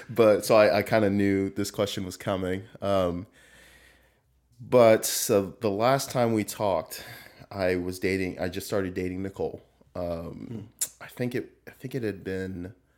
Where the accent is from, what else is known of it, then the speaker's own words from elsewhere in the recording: Southern California, United States; moved away as an adult; I grew up in Southern California.